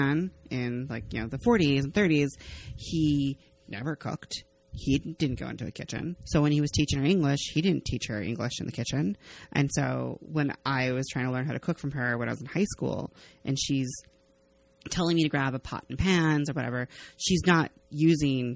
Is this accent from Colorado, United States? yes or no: no; Arizona, United States; growing up in Arizona